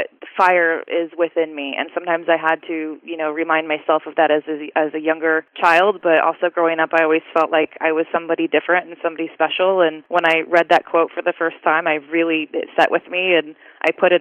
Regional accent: Southern California, United States; born and raised in SoCal

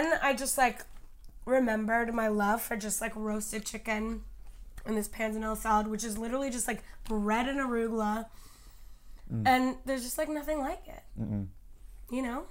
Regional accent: near San Francisco, California, United States; moved away; also born or lived in Los Angeles; I grew up near San Francisco, California

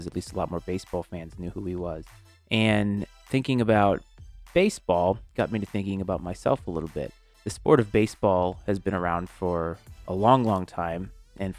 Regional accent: Bristol, Rhode Island, United States; I grew up in a small town called Bristol, Rhode Island. And so I grew up in the New England region my whole life.

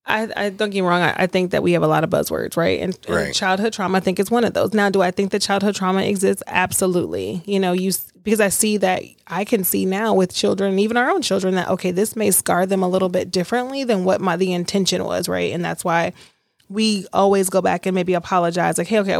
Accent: Alaska, United States; born there; also born or lived in Louisiana; I was born in Alaska. We moved to Lodges. We moved back, you know, moved to Louisiana.

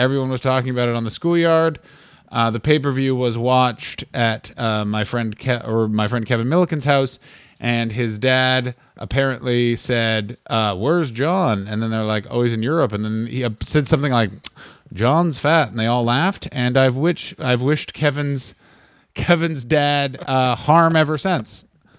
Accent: Ottawa, Ontario, Canada; The neighborhood I grew up in Ottawa could be summed up being like

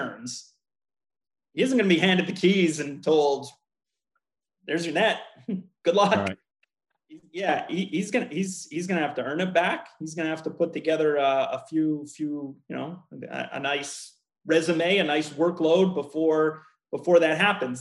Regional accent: Montreal, Quebec, Canada; moved away as an adult; now in Washington, United States; born and raised in Montreal

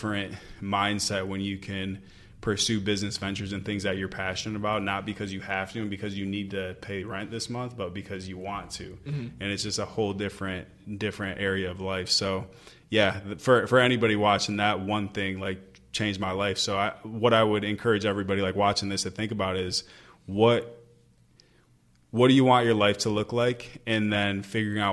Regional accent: Michigan, United States; moved away as an adult; back in Michigan, I had all my hometown friends

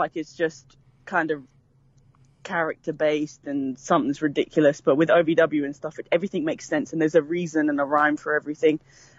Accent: London, United Kingdom; moved away; I am from England. I'm from London, the capital, you know, the place to be.

